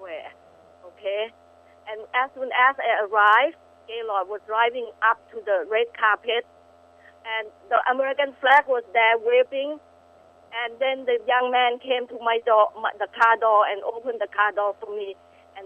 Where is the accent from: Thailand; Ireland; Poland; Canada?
Thailand; now in Glendale, California, United States; Was born in Thailand, blossomed in the USA